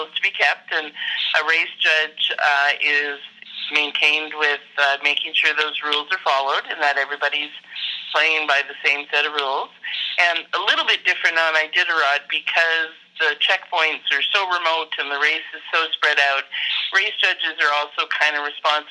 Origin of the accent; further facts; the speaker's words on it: Perryvale, Alberta, Canada; I'm from Perryvale, Alberta, Canada